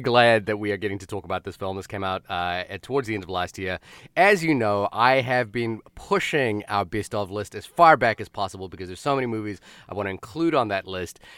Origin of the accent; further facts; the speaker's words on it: Wellington, New Zealand; moved away; my hometown of Wellington, New Zealand